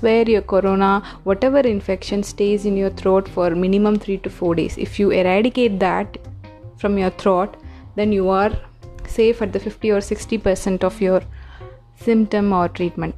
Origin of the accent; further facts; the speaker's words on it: India; Being an Indian